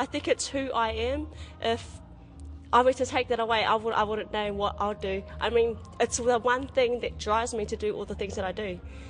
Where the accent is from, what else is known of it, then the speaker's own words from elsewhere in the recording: Whangarei, Northland, New Zealand; also born or lived in Kaikohe; I was a home birth. And then we ended up moving to Whangarei, and that's where I grew up. So, Smedens Drive